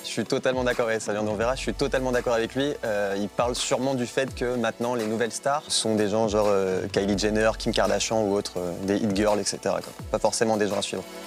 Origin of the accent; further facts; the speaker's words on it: France; je, sais que je suis français, je suis né en France